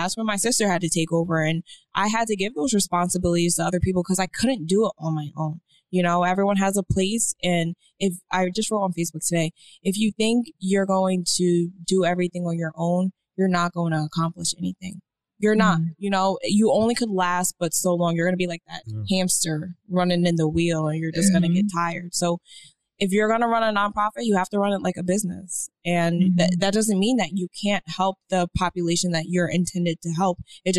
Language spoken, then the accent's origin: English; Miami, Florida, United States; I am from Miami.